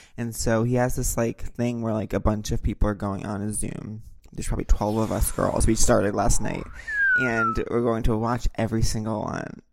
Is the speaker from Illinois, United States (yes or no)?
no; Long Island, New York, United States; as someone who grew up on Long Island